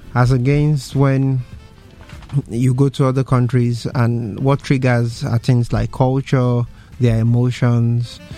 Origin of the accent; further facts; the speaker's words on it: Nigeria; as a Nigerian